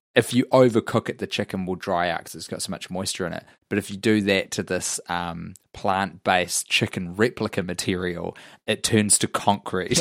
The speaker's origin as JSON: {"language": "English", "country": "New Zealand", "said": "I'm a New Zealander"}